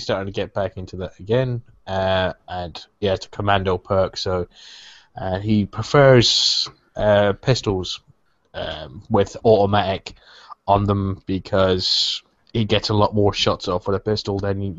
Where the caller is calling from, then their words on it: Essex, East of England, United Kingdom; I'm calling in from Essex in England.